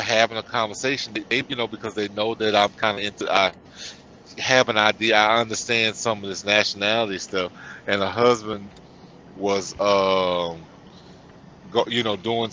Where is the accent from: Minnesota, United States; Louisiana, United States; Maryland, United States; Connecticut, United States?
Louisiana, United States; I'm from Louisiana. I'm a Louisianian.